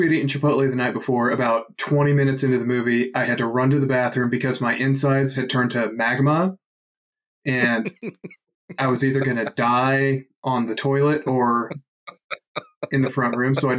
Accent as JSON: {"language": "English", "country": "United Kingdom", "said": "Fuck the British, nice. Even though I'm British."}